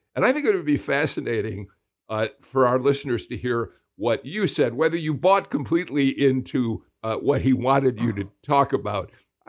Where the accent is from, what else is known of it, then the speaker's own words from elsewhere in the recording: Chicago, Illinois, United States; I'm a Chicagoan. I am used to 24, 25 inches of snow under the worst circumstances.